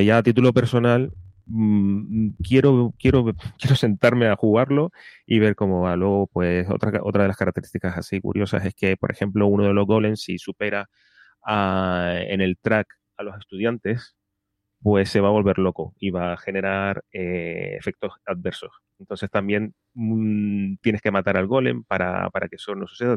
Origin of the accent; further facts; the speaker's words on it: Canary Islands, Spain; de las Islas Canarias, de mi tierra